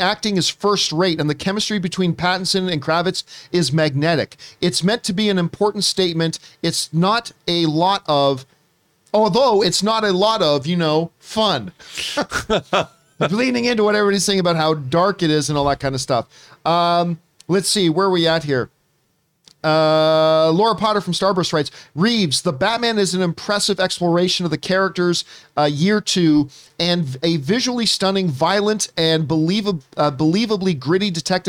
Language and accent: English; Canada; I'm going to start with my home country of the Canada.